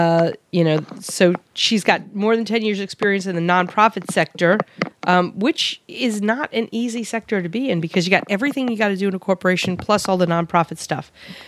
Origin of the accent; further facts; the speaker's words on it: New York, United States; now in Arizona, United States; I'm from Queens. Sometimes hung out in Brooklyn.